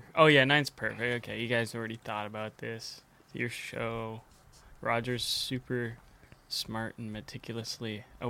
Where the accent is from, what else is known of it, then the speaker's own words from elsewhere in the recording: White Rock, British Columbia, Canada; that's my hometown. That's the White Rock.